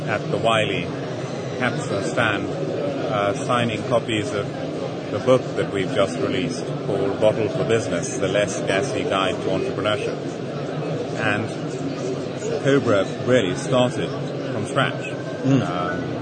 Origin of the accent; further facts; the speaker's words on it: India; moved away as an adult; now in United Kingdom; when I came as a student from India